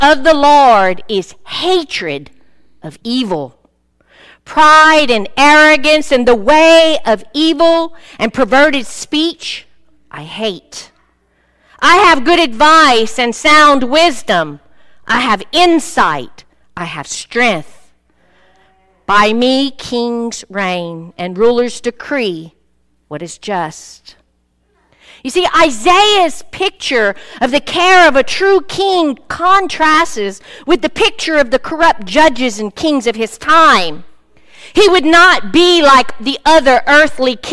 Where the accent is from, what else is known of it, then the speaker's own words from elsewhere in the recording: Cajun country, Louisiana, United States; I'm from Cajun country